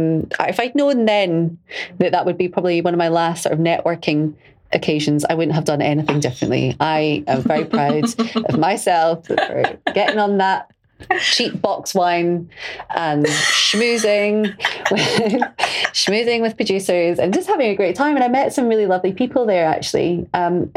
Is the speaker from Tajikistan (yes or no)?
no; Glasgow, Scotland, United Kingdom; being Glaswegian or being Scottish